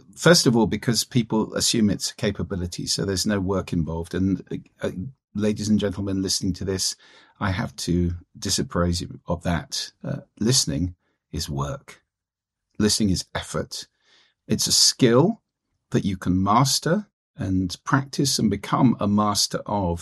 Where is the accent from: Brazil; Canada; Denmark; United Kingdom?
United Kingdom; London; moved away as an adult; now in Orkney Islands, United Kingdom; I was born and brought up in London.